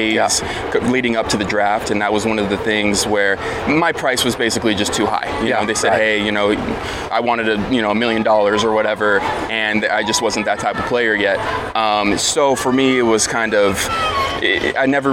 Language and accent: English; San Jose, California, United States; I'm from San Jose, like you said. So the Sharks were, you know, big in town. Yeah. When I was, you know, growing up